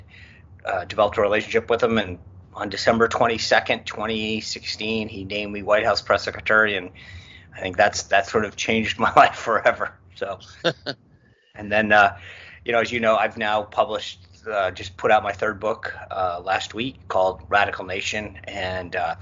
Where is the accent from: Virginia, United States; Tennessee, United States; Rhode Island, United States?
Rhode Island, United States; I grew up in Rhode Island